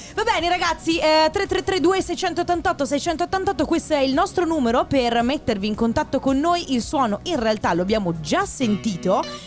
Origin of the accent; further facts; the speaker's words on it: Padua, Veneto, Italy; Io sono di Padova